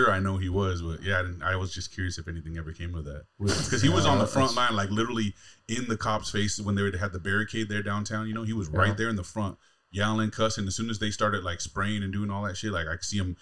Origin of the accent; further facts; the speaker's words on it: Southern California, United States; now in Fargo, United States; I'm from Southern California, born and raised, mm-hmm. LA, San Diego